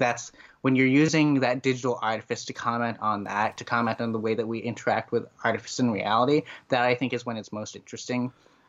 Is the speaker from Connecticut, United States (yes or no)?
yes; Connecticut, United States; Even in other places in the United States, I grew up in Connecticut, which is in the Northeast.